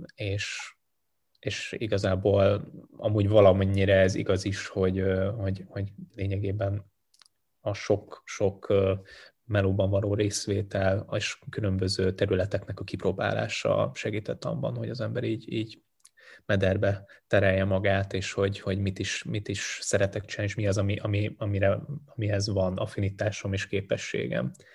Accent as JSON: {"language": "Hungarian", "country": "Hungary", "tie": "born or raised there", "also_born_or_lived": "Sindelfingen, Baden-Württemberg, Germany", "said": "én ott születtem már kint ebben, a, ebben az időszakban, és végül úgy döntöttek egy lehet, üzleti lehetőség miatt is, és a rendszerváltás után, hogy, hogy hazaköltöznek, úgyhogy lényegében én már nagy részt itt nőttem föl"}